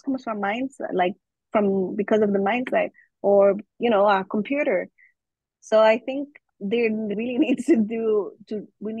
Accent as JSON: {"language": "English", "country": "Guatemala", "tie": "born or raised there", "also_born_or_lived": "Germany / United Kingdom", "first_language": "German", "second_language": "English", "moved": "as an adult", "lives_now": "Canada", "said": "I was raised very, very young in Germany, but then I grew up in Guatemala, and my school years were really in Guatemala"}